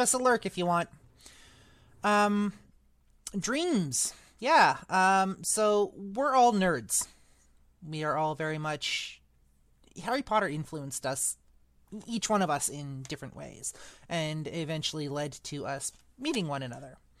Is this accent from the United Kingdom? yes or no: no; Eastern Canada, Canada; moved away; I am actually from Western Canada, originally from Eastern Canada